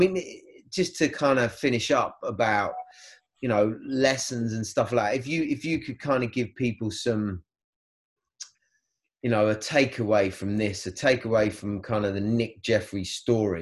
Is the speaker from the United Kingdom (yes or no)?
yes; England, United Kingdom; we as English, you know, British people